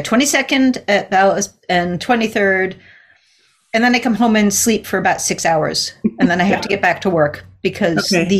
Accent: East Coast, United States; I grew up on the East Coast. I've been to Long Island.

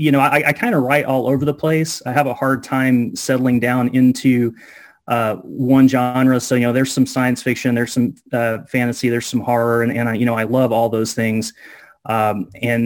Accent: United States; born or raised there

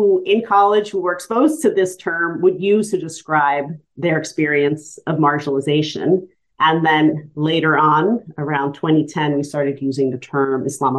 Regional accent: New York, United States; now in Los Angeles, United States; I'm Arab and Muslim and Latina, and I grew up in New York

